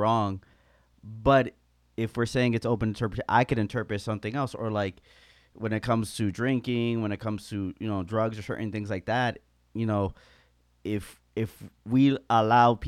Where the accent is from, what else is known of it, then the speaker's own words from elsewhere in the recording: United States; us as specifically American Christians